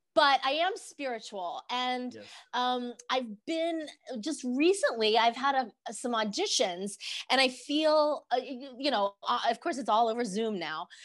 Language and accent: English; Denver, Colorado, United States; born and raised in Denver, Colorado.